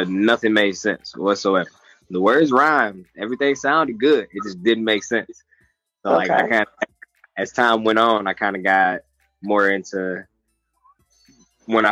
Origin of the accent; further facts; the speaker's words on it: Detroit, Michigan, United States; I'm from Detroit. I grew up on the east side